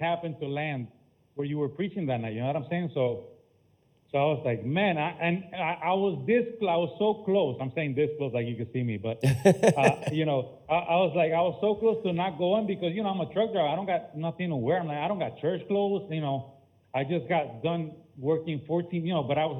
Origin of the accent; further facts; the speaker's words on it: Puerto Rico; moved away; also born or lived in Tampa, Florida; I was born and raised in Puerto Rico, and I moved to Tampa